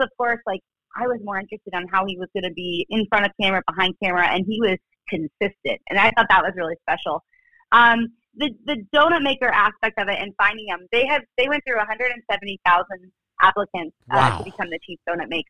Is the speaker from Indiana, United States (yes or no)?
yes; Indianapolis, Indiana, United States; growing up in Indy and the month of May in Indianapolis